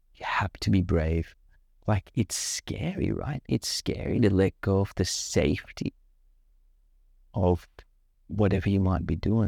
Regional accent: Sri Lanka; now in Australia; I grew up in Sri Lanka

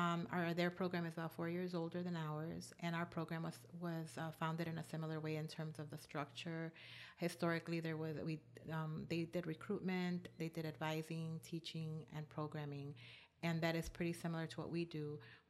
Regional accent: Chicago, Illinois, United States; also born or lived in Morelos, Mexico / Mexico City, Mexico; And then I grew up in Little Village. I ended up going to a Catholic all-girls high school. Now it's called Our Lady of Tepeyac. Eventually, I went to the University of Illinois at Urbana-Champaign.

